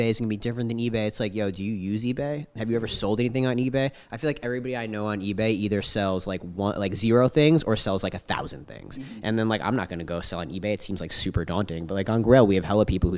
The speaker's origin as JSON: {"language": "English", "area": "Long Island", "region": "New York", "country": "United States", "also_born_or_lived": "San Francisco", "moved": "as an adult", "lives_now": "New York, United States", "said": "I'm actually from Long Island and my parents and my brother and sister live here. So it was kind of a natural progression to move back here"}